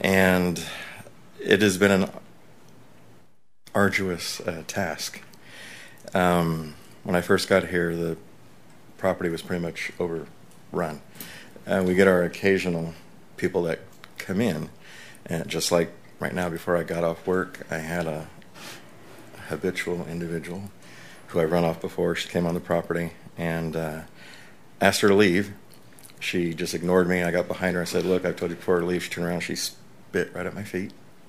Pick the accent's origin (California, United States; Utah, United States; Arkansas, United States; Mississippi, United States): California, United States; Turlock; now in Oroville, United States; I'm new to Oroville. I only moved here officially last August. I come from Turlock, semi-small community.